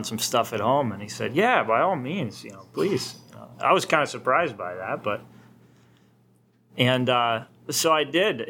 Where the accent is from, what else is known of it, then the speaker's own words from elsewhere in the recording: Pennsylvania, United States; I'm from Pennsylvania